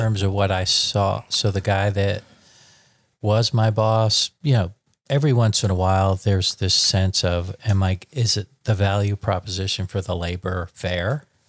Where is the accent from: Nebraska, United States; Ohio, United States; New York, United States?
New York, United States; moved away as an adult; now in Dallas, United States; I'm a born and bred New York, twenty, when I was twenty-five, I moved to Dallas